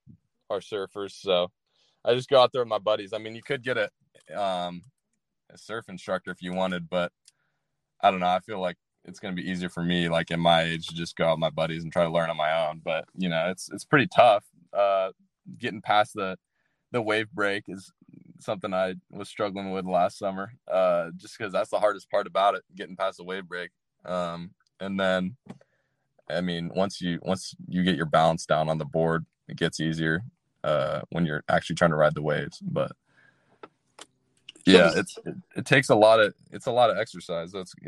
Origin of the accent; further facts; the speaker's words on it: San Diego, California, United States; I grew up locally in San Diego.